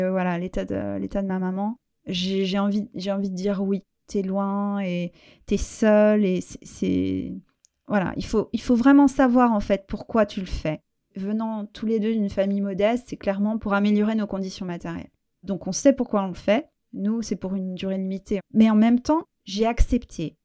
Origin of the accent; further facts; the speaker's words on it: France; moved away as an adult; also born or lived in Portugal / Spain / Sweden; now in England; je suis française